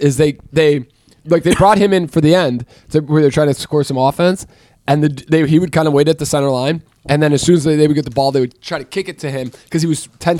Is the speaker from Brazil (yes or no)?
yes; Brazil; and then I come back and people are like crying, and I'm like from Brazil.